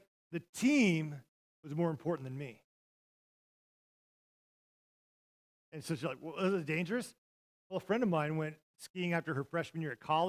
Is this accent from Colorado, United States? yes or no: no; Montana, United States; moved away as an adult; now in Ponca City, United States; I took her to my hometown. I took her where I grew up